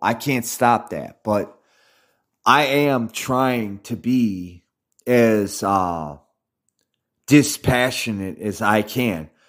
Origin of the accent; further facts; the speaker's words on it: United States; I'm an American